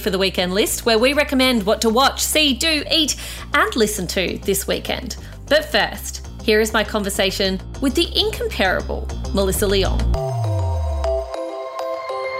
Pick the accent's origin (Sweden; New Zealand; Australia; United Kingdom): Australia; I am also a kid who grew up in Australia with parents who weren't from this country